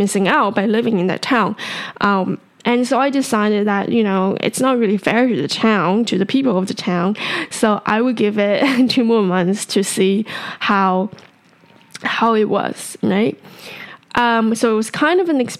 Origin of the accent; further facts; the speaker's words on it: Taipei, Taiwan; I was born and raised in Taipei